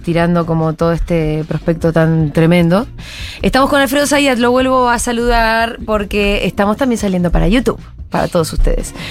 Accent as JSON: {"language": "Spanish", "country": "Argentina", "said": "somos argentinos"}